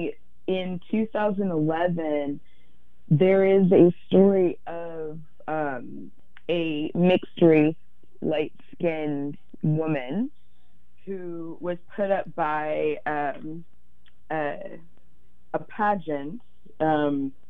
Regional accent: Virginia, United States; I grew up in Virginia

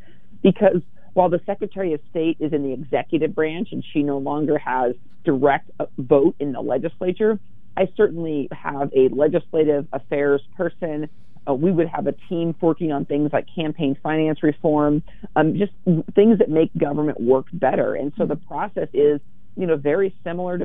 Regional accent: The Dalles, Oregon, United States; also born or lived in Dufur, Oregon; I grew up in Wasco County in Duffer, a town of about 550 people when I lived there. Eventually moved to the bright lights and big city of the Dalles

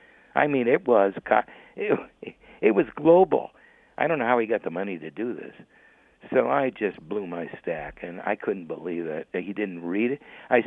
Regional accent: Niles, Ohio, United States; we grew up together in Niles, Ohio.

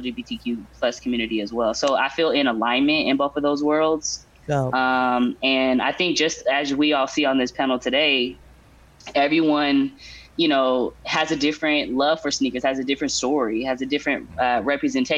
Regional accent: Portland, Oregon, United States; Born and raised in Portland, the backyard of the swoosh.

